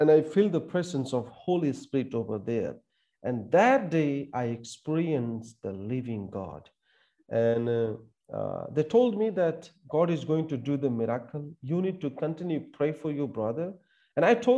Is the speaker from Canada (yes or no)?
no; India; I wanted to be in an Indian army to serve our country.